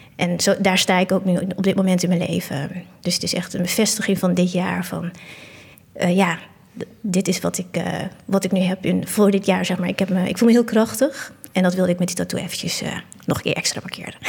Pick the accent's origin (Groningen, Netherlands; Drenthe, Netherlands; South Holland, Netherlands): Drenthe, Netherlands; Assen; now in Utrecht, Netherlands; Assen, waar ik vandaan kom. daar ben ik geboren en getogen